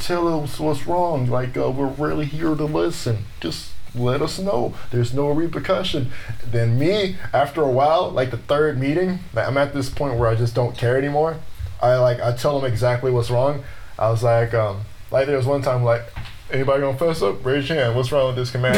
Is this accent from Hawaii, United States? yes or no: no; Los Angeles, California, United States; I grew up in Los Angeles, California